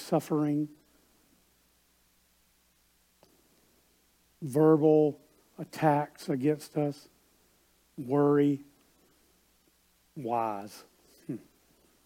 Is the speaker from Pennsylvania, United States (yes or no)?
no; South Carolina, United States; I grew up in South Carolina, and we lived near Myrtle Beach